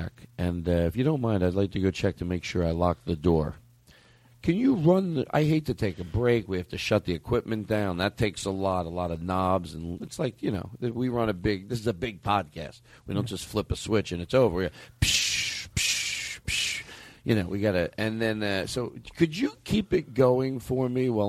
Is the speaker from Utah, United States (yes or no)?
no; Alabama, United States; I'm from Alabama.